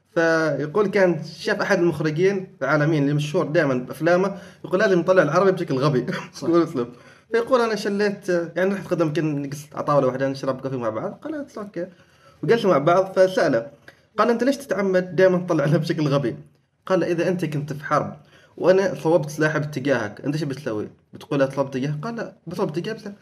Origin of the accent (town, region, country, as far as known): Oman